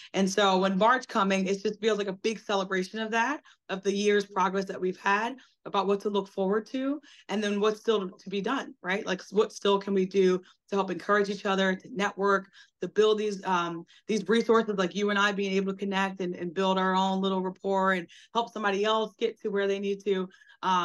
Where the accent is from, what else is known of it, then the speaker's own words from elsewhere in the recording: United States; being an American